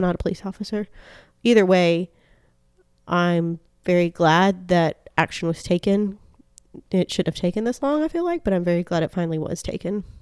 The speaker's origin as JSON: {"language": "English", "region": "Deep South", "country": "United States", "also_born_or_lived": "Florida / Georgia", "said": "I'm from Florida and Georgia."}